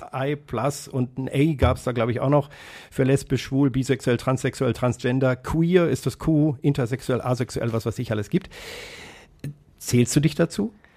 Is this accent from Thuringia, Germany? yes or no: no; Kassel, Hesse, Germany; das Krankenhaus, in dem ich in Kassel geboren äh, worden bin, wurde nach mir geschlossen